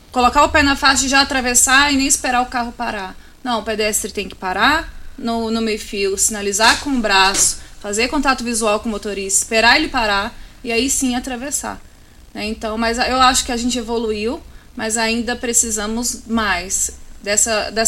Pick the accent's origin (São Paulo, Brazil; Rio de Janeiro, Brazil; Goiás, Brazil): Goiás, Brazil; Anápolis; eu sou goiana. Hã? Eu sou natural de Anápolis.